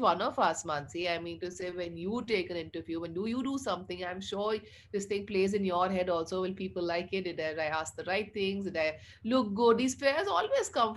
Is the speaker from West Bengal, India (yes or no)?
no; Chandigarh, India; I was brought up in Chandigarh